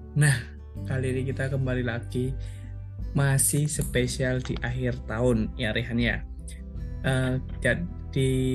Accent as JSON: {"language": "Indonesian", "town": "Yogyakarta", "region": "Special Region of Yogyakarta", "country": "Indonesia", "said": "sebagai orang Jogja"}